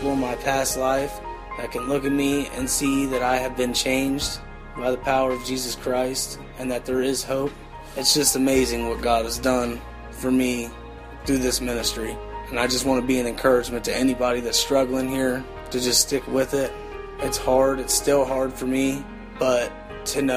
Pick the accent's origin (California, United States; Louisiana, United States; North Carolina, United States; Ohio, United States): Ohio, United States; Cincinnati; I'm from Cincinnati, Ohio. I grew up in what I would call a pretty normal family